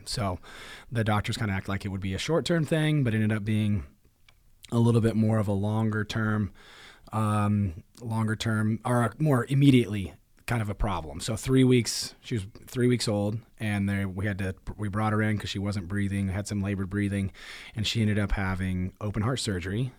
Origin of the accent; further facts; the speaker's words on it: Marion, Indiana, United States; I'm from um, home, hometown's Marion, Indiana, and I definitely bounced around from a few different areas uh, in Marion, but grew up there